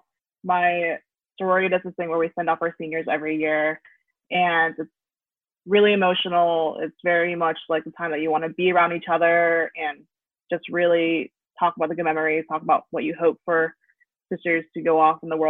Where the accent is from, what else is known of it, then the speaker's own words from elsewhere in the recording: Oklahoma, United States; moved away as an adult; now in Missouri, United States; I'm out of state, I'm from Oklahoma